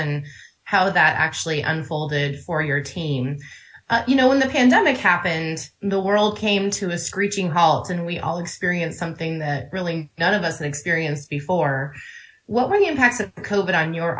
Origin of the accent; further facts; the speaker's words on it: Colorado, United States; we're both Colorado natives